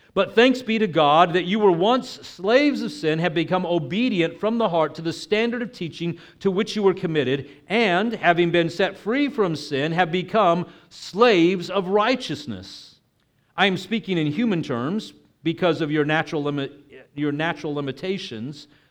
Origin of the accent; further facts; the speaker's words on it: Texas, United States; moved away; I'm originally from Texas